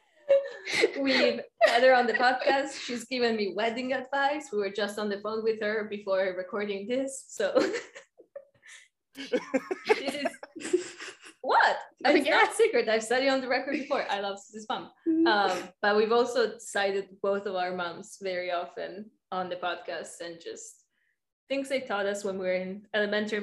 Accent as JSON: {"language": "English", "country": "Italy", "moved": "yes", "said": "I'm originally from Italy"}